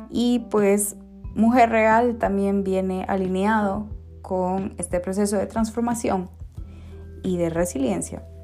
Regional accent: Costa Rica; born there; also born or lived in Guatemala; Yo soy mujer costarricense de nacimiento, costarricense

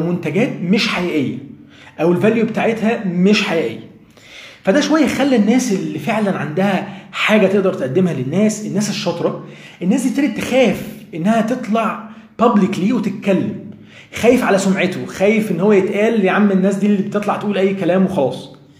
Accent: Egypt; عندنا في مصر هنا

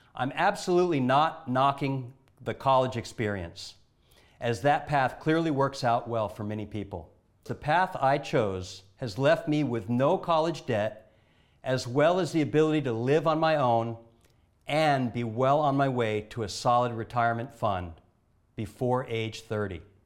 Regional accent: Honolulu, Hawaii, United States; I'm from Honolulu, Hawaii

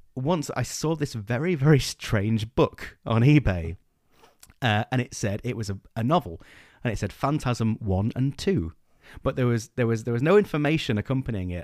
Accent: England, United Kingdom; we're English

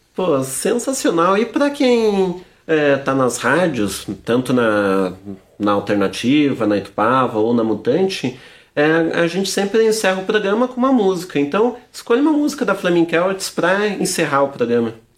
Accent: Santa Catarina, Brazil; moved away; eu nasci em Santa Catarina, então a gente sabe bem como é que é a realidade lá

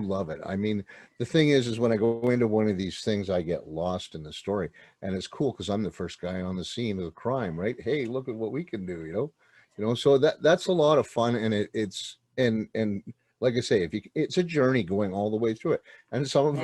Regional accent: outside Montreal, Quebec, Canada; I was born in a place called uh, well out, outside Montreal, Quebec

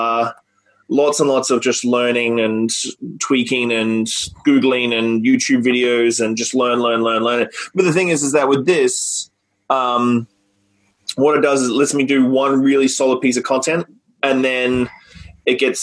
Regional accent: Australia; back home in Australia

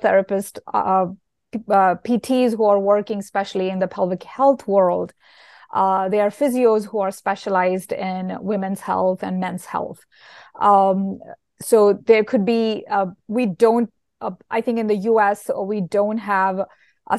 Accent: India; moved away; I grew up in India and I went to school there

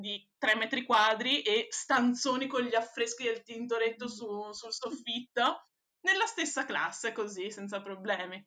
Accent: Venice, Veneto, Italy; da veneziana

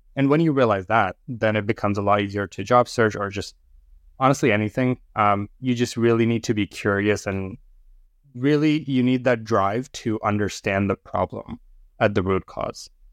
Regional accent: India; moved away; in India, when I grew up in India, uh, we were really into cricket

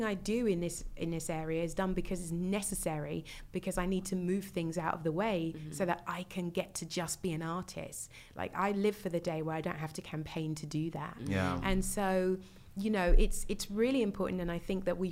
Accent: United Kingdom; being a Brit

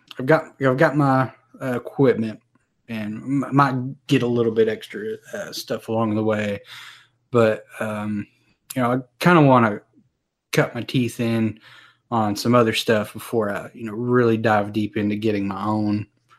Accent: North Carolina, United States; Well, you know, we got snow every now and then. And, you know, back in 93, we had that big old blizzard.

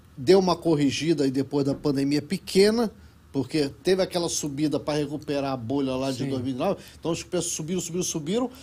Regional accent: Rio de Janeiro, Brazil; moved away as an adult; also born or lived in Kuala Lumpur, Malaysia; now in Miami, United States; eu sou carioca, sou carioca.

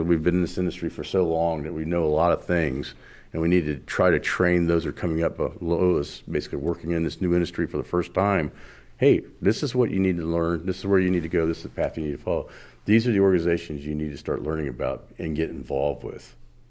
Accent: Florida, United States; very young about stopping the ag guys from just dumping everything in the waters in Florida, because I grew up in Florida, because of all the things that were happening to our freshwater lakes.

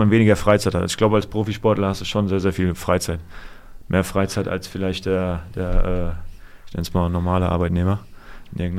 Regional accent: Offenbach, Hesse, Germany; Also wie gesagt, ich komme hier aus der Gegend, ich komme aus Offenbach.

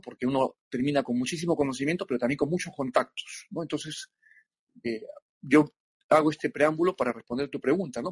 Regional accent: Lima, Peru; yo soy eh, natural de Lima, Perú

